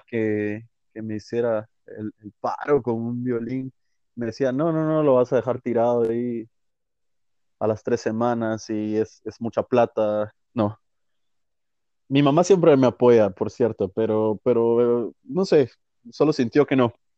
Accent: Guatemala; moved away as an adult; yo no salí a buscar oportunidades, no salí a, a, crecer musicalmente de Guatemala

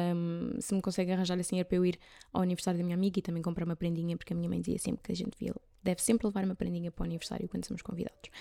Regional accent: Carvoeiro, Algarve, Portugal; moved away; Carvoeiro no Algarve, que é o sítio onde eu cresci

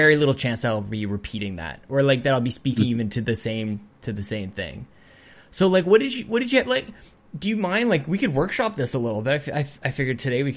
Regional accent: Canada; as a Canadian

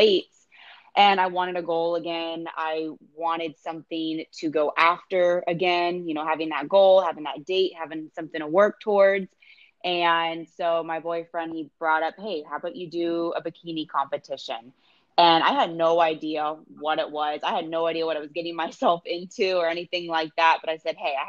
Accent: St. Petersburg, Florida, United States; also born or lived in Tampa, Florida; I was born in St. Petersburg, Florida, which is, you know, just over the bridge. And now I'm living over in Tampa. So yeah, pretty much born and raised here

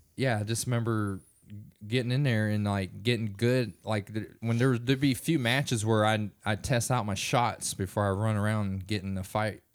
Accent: Springtown, Texas, United States; we grew up in Springtown, Texas

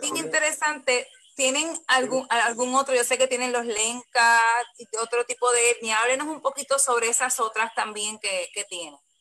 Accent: Puerto Rico; yo como, como puertorriqueña

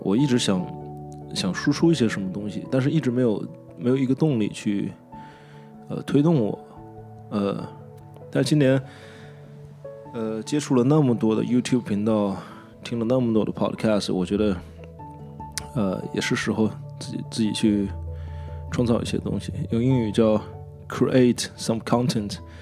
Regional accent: China; also born or lived in Nanjing; 我觉得我作为一个中国人

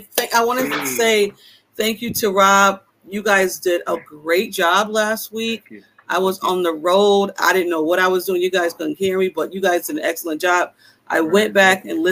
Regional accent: Buffalo, New York, United States; I'm from Buffalo

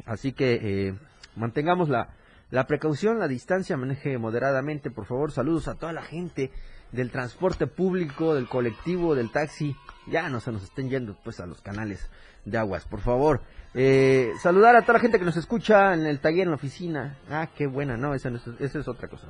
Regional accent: Mexico; nuestro país

